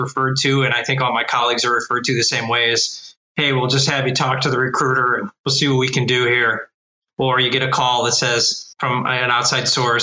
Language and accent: English; Cleveland, Ohio, United States; I've been born and raised in Cleveland, Ohio